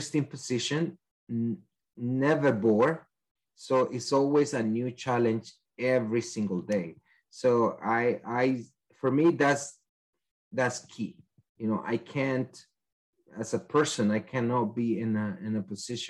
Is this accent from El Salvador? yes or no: yes; El Salvador; English is a second language; moved away as an adult; now in United States; I am from El Salvador, and I studied that in my country.